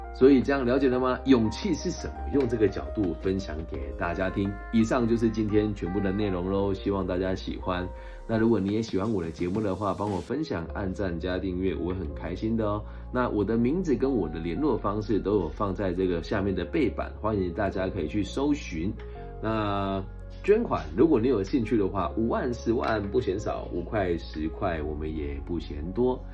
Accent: Taiwan; 在我们这个台湾的方言里面

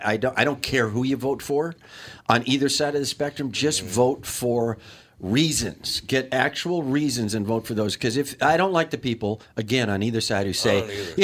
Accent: Kenosha, Wisconsin, United States; I grew up in Kenosha, Wisconsin

